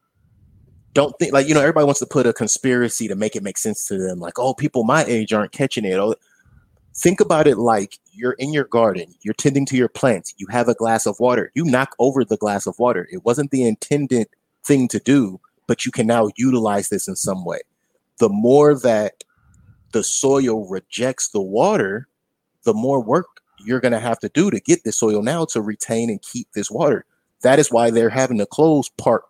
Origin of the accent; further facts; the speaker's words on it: United States; As an American